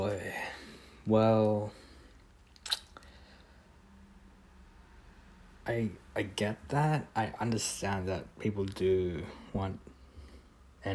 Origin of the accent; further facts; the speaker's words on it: Australia; I am an Australian. Kind of, I guess. I moved here when I was like a baby, so kind of still works since I grew up here. I'd call myself an Australian